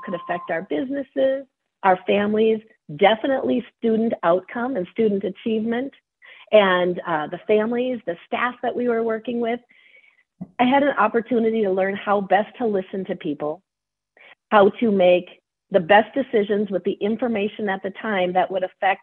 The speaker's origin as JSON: {"language": "English", "town": "Cold Spring", "region": "Minnesota", "country": "United States", "said": "I am from Cold Spring"}